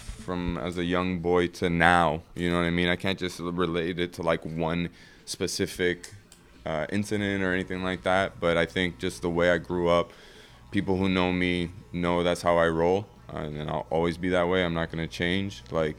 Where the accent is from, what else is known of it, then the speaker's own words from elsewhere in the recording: Ottawa, Ontario, Canada; Like, I grew up in the West End. Like, you have a lot of Lebanese people. You have a lot of people from Ethiopia, from, you know, all different parts of the world. And that's what makes Ottawa so beautiful.